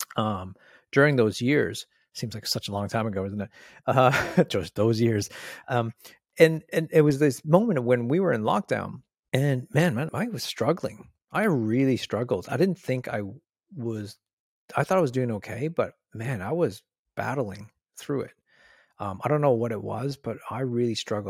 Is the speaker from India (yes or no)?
no; Canada; moved away as an adult; now in Australia; I'm from Canada.